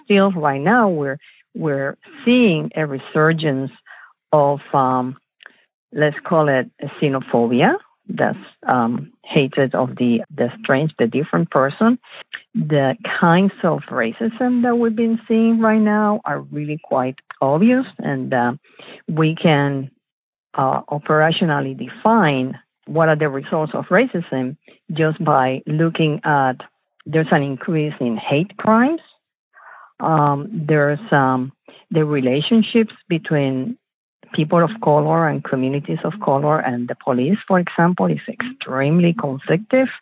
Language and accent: English; Puerto Rico; moved away as an adult; also born or lived in Chicago, Illinois, United States; now in United States; I was born in Chicago from Puerto Rican parents, and then we moved back to the island. So I grew up in Puerto Rico, and then I came back for studying to the United States